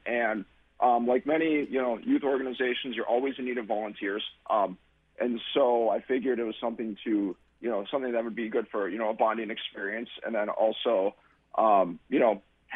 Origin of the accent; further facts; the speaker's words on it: Milwaukee, Wisconsin, United States; also born or lived in Port Washington, Wisconsin; I grew up in on the far west side of Milwaukee